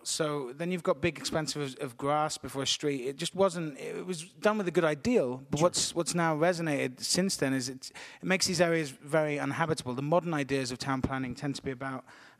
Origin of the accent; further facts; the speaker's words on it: Shrewsbury, West Midlands, United Kingdom; moved away; Yeah. Well, my family was Welsh, and I grew up on the border, like in a place called Shrewsbury.